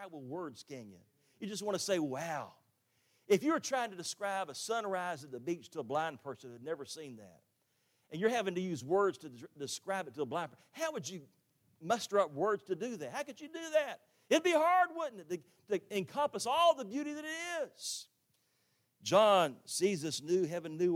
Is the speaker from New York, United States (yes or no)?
no; Jacksonville, Florida, United States; also born or lived in Orlando, Florida; now in Tifton, United States; I grew up in Jacksonville on the west side.